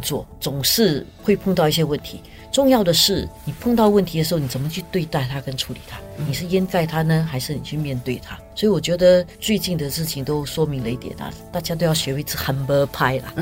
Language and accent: Chinese; Singapore; 我们新加坡人